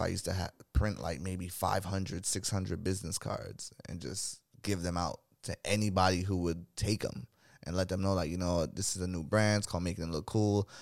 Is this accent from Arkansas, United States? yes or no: no; New York City, New York, United States; also born or lived in Crown Heights, Brooklyn; I was born in Brooklyn, New York